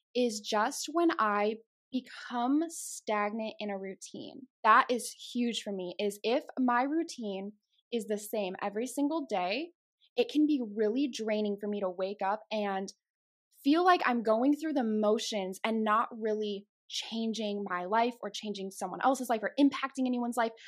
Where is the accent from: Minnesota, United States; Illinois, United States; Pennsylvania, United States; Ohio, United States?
Illinois, United States; Chicago; accent: Chicago; moved away as an adult; now in Texas, United States; I was born and raised in Chicago, so if you hear those accents start to come out a little bit, it's that Chicago